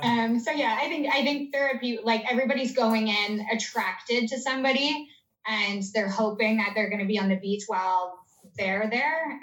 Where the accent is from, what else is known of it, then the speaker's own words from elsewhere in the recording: Canada; I'm Canadian